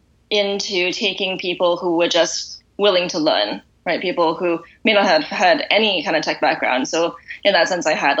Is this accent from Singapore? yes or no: yes; Singapore; moved away as an adult; also born or lived in United States / Boston; now in London, United Kingdom; Originally, I'm from Singapore